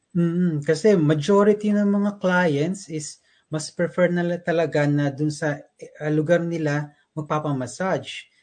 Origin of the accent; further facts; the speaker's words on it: Pasig, Metro Manila, Philippines; moved away as an adult; now in New Zealand; taga Pasig City po ako, specifically sa Barangay Rosario